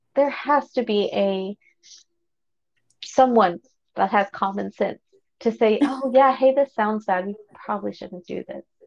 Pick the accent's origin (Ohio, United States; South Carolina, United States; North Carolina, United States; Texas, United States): Texas, United States; Fort Worth; I was born and raised here in Fort Worth